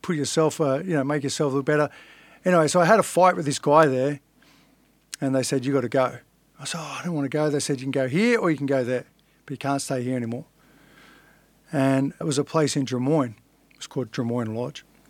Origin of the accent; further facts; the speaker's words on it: Sydney, New South Wales, Australia; also born or lived in Inner West, Sydney; I grew up in Fairlight, which is a suburb